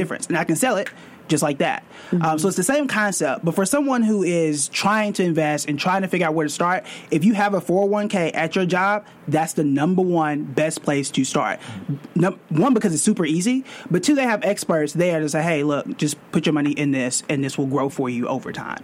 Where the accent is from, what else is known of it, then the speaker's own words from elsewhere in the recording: Tulsa, Oklahoma, United States; now in New York City, United States; I'm born and raised in Tulsa, Oklahoma, complete opposite of New York City